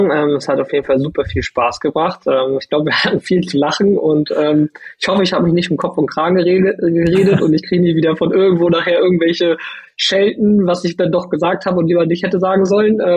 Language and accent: German; Lübeck, Schleswig-Holstein, Germany; now in Hannover, Germany; also, Lübeck ist meine Heimat und es wird auch immer meine Heimat bleiben, aber mein Lebensmittelpunkt ist Hannover